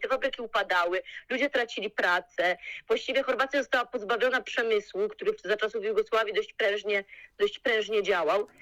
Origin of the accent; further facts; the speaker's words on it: Poland; moved away as an adult; also born or lived in Zagreb, Croatia; jestem z Polski